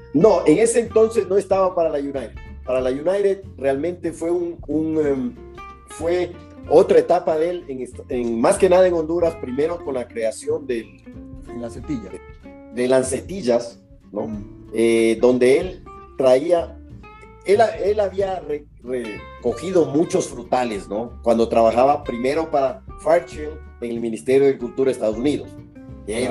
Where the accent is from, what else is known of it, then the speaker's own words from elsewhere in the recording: Guayaquil, Guayas, Ecuador; also born or lived in Quito, Ecuador; Pues yo nací en Quito en el año 1954. Eh, a los pocos meses realmente de, nacido, mi familia decidió trasladarse a vivir a Guayaquil. Y en Guayaquil iniciamos pues nuestra vida allá